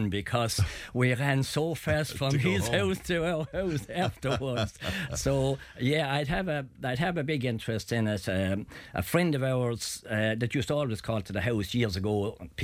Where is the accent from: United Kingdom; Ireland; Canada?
Ireland; I come from Petticoat Loose Country